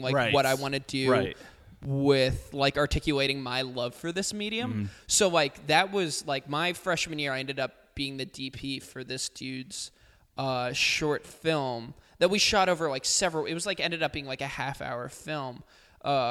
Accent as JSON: {"language": "English", "region": "New Jersey", "country": "United States", "tie": "born or raised there", "said": "I grew up in New Jersey"}